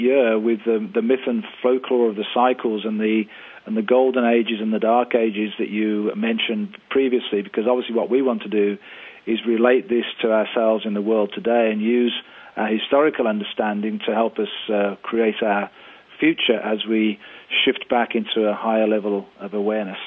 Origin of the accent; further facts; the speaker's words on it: Victoria, British Columbia, Canada; my hometown here of Victoria